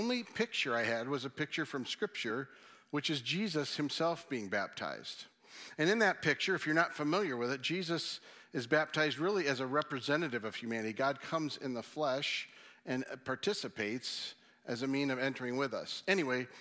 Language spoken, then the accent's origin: English; Michigan, United States; being from Michigan